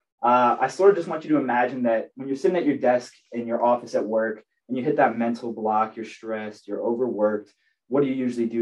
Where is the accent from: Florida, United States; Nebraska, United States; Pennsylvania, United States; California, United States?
Florida, United States; Tampa; I'm from Tampa Bay, Florida